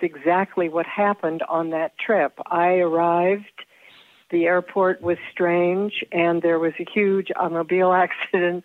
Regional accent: Southern California, United States; I grew up in Southern California in the 40s

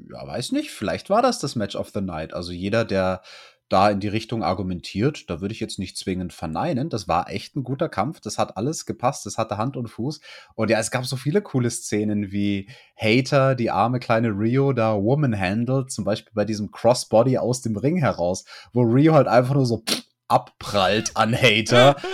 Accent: Bavaria, Germany; bei uns in Bayern

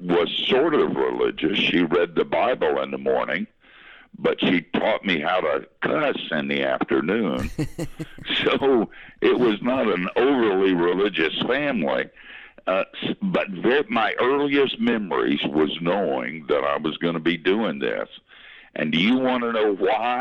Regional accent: Asheville, North Carolina, United States; moved away; I grew up in Asheville on the wrong side of the tracks in West Asheville

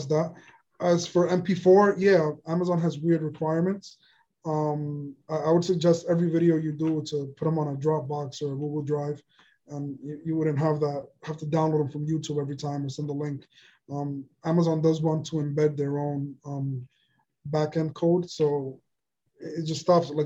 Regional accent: New York, United States; we're from New York

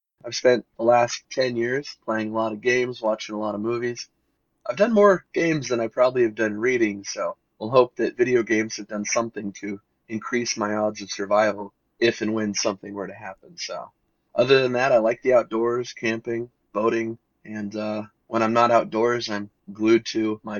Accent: United States; I am from the United States

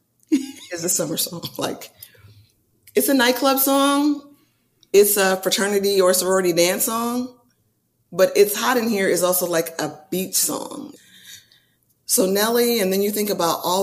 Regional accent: California, United States; me being a California girl

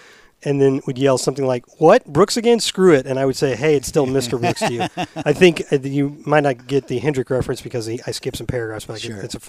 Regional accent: Germany; English is a second language; moved away

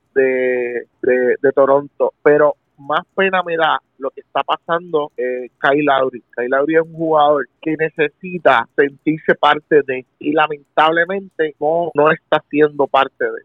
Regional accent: Puerto Rico; como puertorriqueño

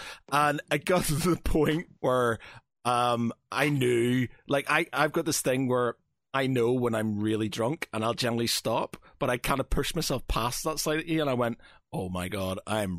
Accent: Ireland; I'm an Irishman

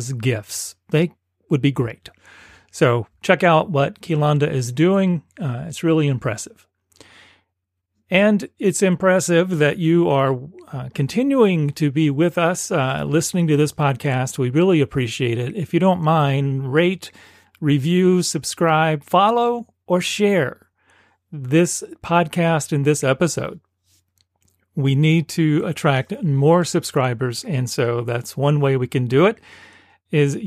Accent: South Carolina, United States; I grew up in South Carolina, so I grew up with grits

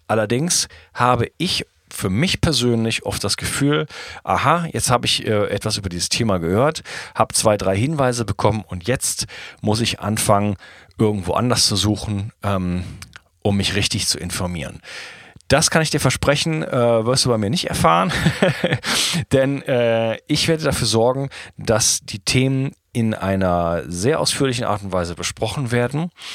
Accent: Wuppertal, North Rhine-Westphalia, Germany; moved away as an adult; also born or lived in Spain; now in France; ich komme aus Deutschland, Wuppertal, bin ich geboren und wohne aber seit geschätzt 15 Jahren nicht mehr in Deutschland

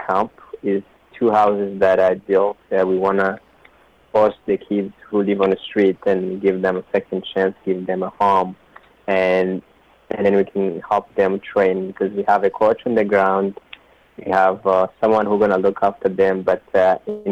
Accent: Rwanda; now in Canada; I grew up in Rwanda

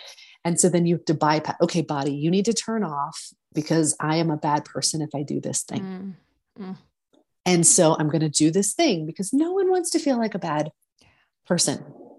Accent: the South, United States; I mentioned earlier, I grew up in the South. And I used to think, oh, this must be like a Southern thing.

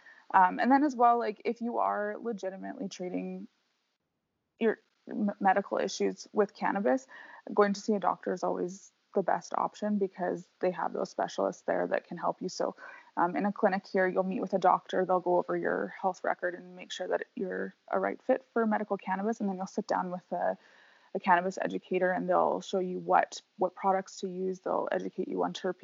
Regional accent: British Columbia, Canada; moved away; I grew up in British Columbia, which is kind of like the weed capital of Canada.

